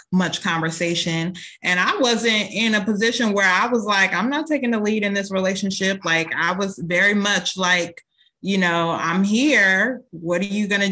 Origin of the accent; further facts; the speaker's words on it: Minnesota, United States; also born or lived in Indiana; when I was seven, we relocated from Indiana to Minnesota.